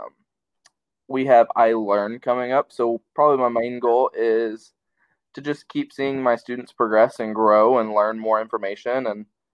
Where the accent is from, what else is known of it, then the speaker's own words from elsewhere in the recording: Salem, Indiana, United States; moved away; I grew up in a little town called Salem, Indiana